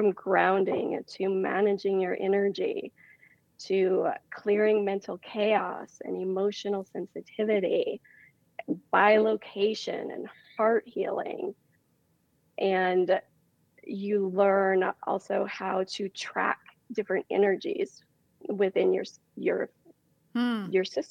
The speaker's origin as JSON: {"language": "English", "region": "Montana", "country": "United States", "tie": "born or raised there", "moved": "yes", "said": "I'm originally from Montana. So, you know, I grew up on a ranch"}